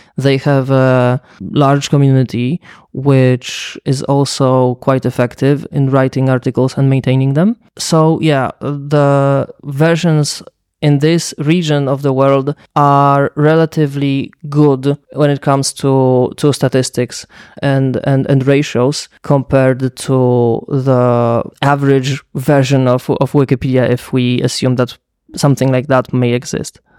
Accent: Lublin, Lublin Voivodeship, Poland; my hometown, Lublin, in Poland

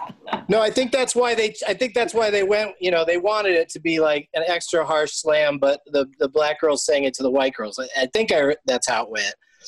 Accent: San Diego, California, United States; my whole life growing up, I grew up in San Diego

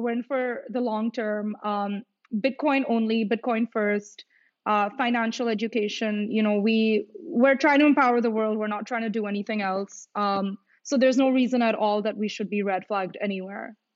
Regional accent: India; moved away; I am from India

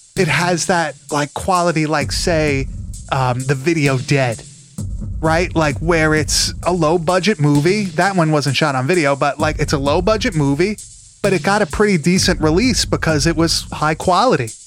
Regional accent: Long Island, New York, United States; accent: Long Island; my Long Island accent

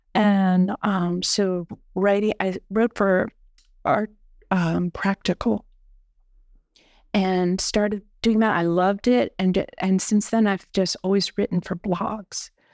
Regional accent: near Gettysburg, Pennsylvania, United States; moved away as an adult; also born or lived in upstate New York / San Francisco; now in Lehigh Valley, United States; I grew up near Gettysburg, so, um, I am from Pennsylvania

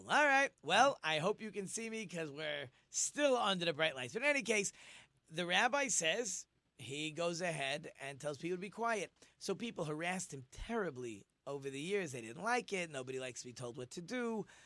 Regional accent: Monsey, New York, United States; I decided I was going to go to a school in my hometown in Monsey so that I could study with my father.

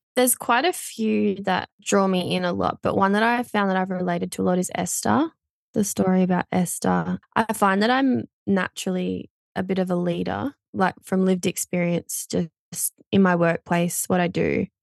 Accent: Port Macquarie, New South Wales, Australia; I grew up in a little town called Bonny Hills, just out of Port Macquarie, um, in New South Wales on the beach

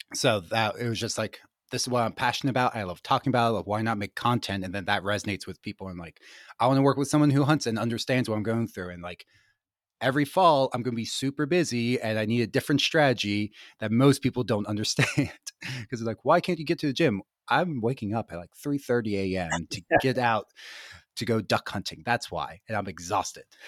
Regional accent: Gettysburg, Pennsylvania, United States; I grew up in Gettysburg, Pennsylvania, super rural

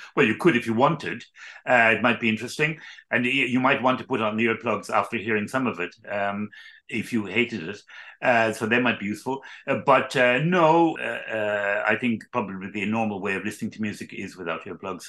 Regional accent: Ireland; I was born in Ireland

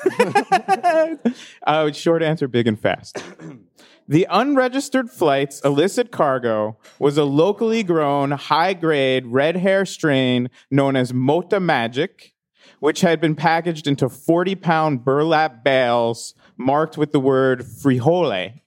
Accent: East Coast, United States; moved away; I grew up on the East Coast.

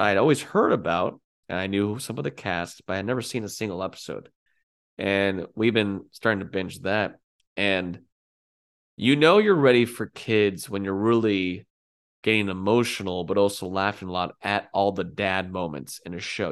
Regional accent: California, United States; I grew up in California

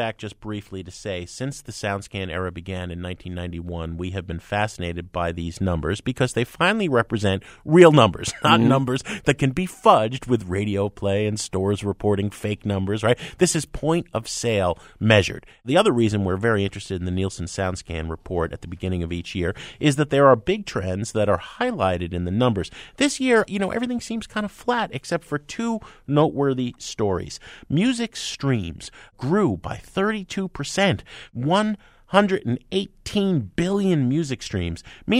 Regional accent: New Jersey, United States; Well, I'm from Jersey, you know, down the shore. But I understand Jersey

